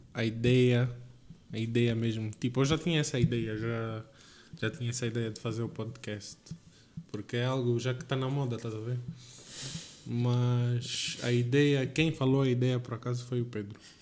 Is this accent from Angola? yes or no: yes; Lubango, Huíla, Angola; moved away as an adult; also born or lived in Windhoek, Namibia; now in Portugal; sou aqui de Angola, sou do Lubango, sou orgulhoso de ser do Lubango